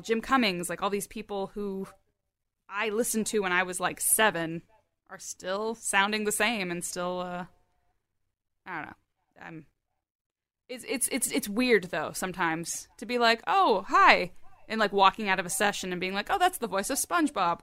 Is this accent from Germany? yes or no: yes; Germany; moved away; I was born in Germany